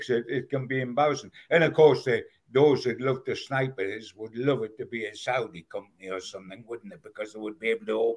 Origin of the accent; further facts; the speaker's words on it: Newcastle upon Tyne, North East England, United Kingdom; being a Geordie